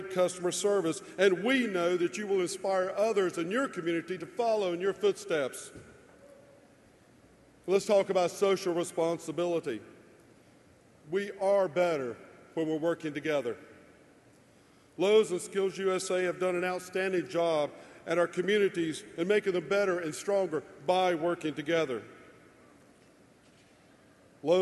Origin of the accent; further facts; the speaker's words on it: North Carolina, United States; also born or lived in Pacific Northwest; my home state of North Carolina